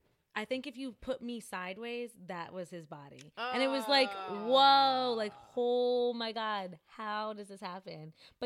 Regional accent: Jamaica; Cause I am too. Shout out to Jamaica.

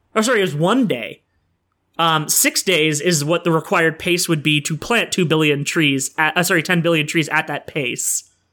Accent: Sudbury, Ontario, Canada; now in Oshawa, Canada; my hometown of Sudbury

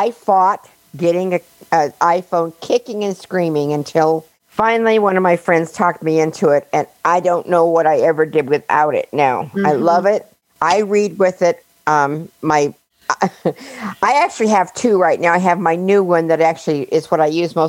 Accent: Harrison, Arkansas, United States; I am from Harrison, Arkansas.

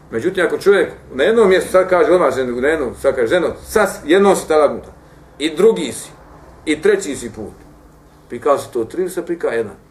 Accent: Bosnia & Herzegovina

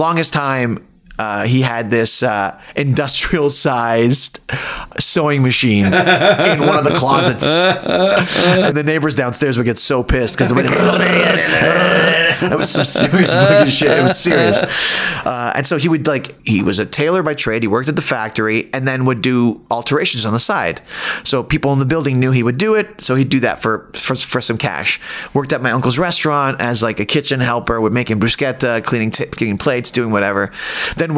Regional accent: Toronto, Ontario, Canada; I'm from Toronto.

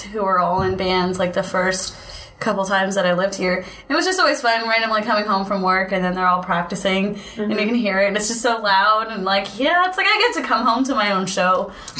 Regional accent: Oklahoma, United States; now in Denton, United States; Like I said, I'm from Oklahoma, and then I move here and get involved in the music scene

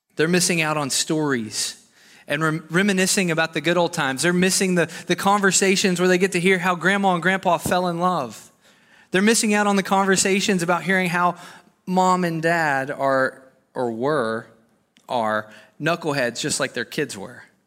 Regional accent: Arkansas, United States; moved away as an adult; I'm from Arkansas

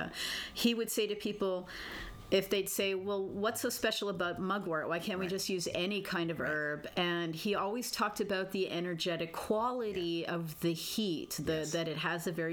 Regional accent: Toronto, Ontario, Canada

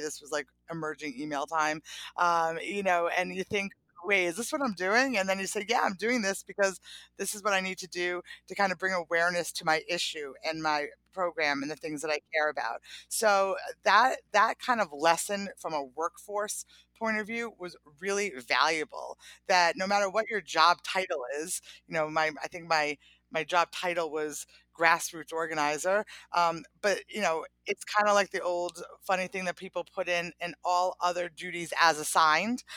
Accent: Providence, Rhode Island, United States; I grew up in Providence, Rhode Island

